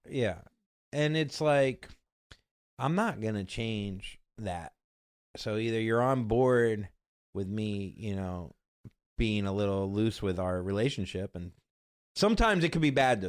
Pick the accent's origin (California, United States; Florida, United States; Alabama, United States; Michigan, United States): Florida, United States; moved away as an adult; now in New York, United States; I'm from Florida, born and raised, if you can't tell.